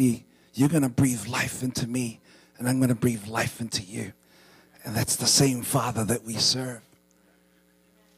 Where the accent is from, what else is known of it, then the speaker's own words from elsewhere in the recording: New Zealand; I was born and raised in New Zealand